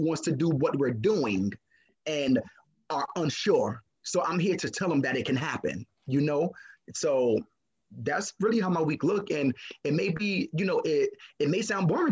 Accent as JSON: {"language": "English", "town": "New York City", "region": "New York", "country": "United States", "tie": "born or raised there", "also_born_or_lived": "Crown Heights", "said": "I was raised in East New York"}